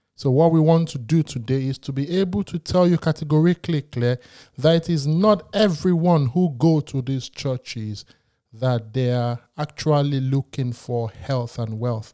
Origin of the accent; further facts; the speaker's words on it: Lagos, Nigeria; I was born in Lagos